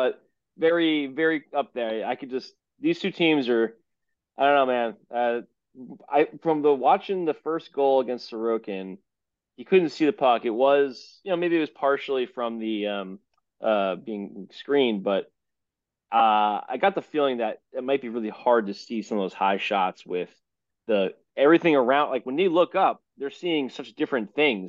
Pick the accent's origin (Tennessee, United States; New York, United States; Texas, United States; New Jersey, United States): New Jersey, United States; we're from Jersey